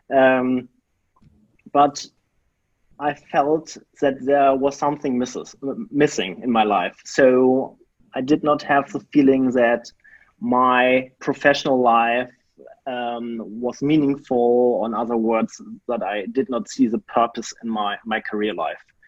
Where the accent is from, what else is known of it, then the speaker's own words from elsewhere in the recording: Germany; I grew up in a very small town in Germany